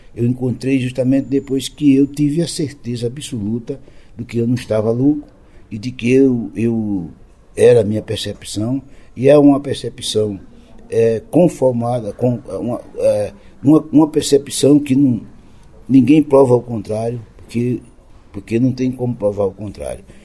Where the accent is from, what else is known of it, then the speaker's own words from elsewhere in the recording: Lagoa da Canoa, Alagoas, Brazil; na minha terra, eu com meus sete para oito anos, aquela criança que já nasceu curiosa